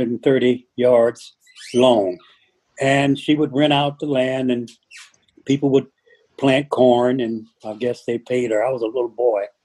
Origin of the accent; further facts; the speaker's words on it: St. Louis, Missouri, United States; moved away as an adult; I was born in 1936 in St. Louis, Missouri. spent all of my life there until I was 25.